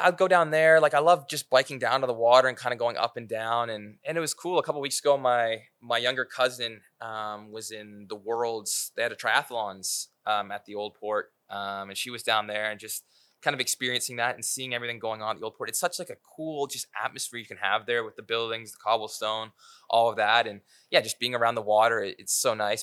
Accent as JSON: {"language": "English", "town": "Aurora", "region": "Ontario", "country": "Canada", "tie": "born or raised there", "said": "Connor McDavid grew up five minutes from from my hometown."}